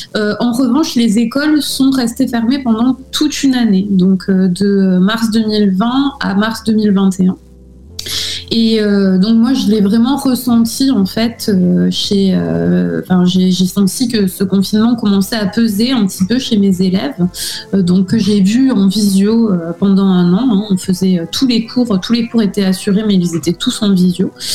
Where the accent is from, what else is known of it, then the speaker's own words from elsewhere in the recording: Villefranche-de-Rouergue, Occitania, France; moved away as an adult; also born or lived in Albi / Toulouse / United States; now in Athens, Greece; je suis née à Albi, donc euh, dans le Tarn, et euh, j'ai euh, grandi et j'ai fait mes études dans une petite ville en Aveyron, ville franche de Rouergue